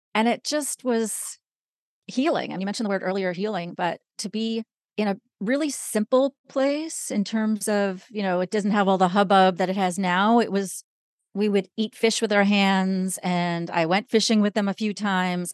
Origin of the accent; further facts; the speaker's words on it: New York, United States; I am originally from New York.